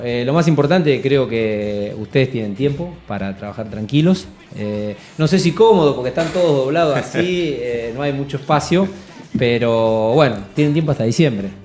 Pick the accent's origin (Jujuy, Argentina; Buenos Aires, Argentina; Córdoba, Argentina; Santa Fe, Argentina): Santa Fe, Argentina; Rosario; rosarino por adopción, Bueno, nací en esta ciudad